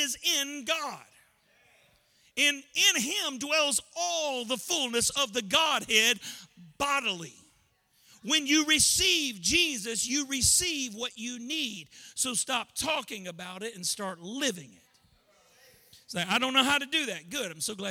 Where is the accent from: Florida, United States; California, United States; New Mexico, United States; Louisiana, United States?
Louisiana, United States; I'm from Louisiana, and I grew up going to Christian school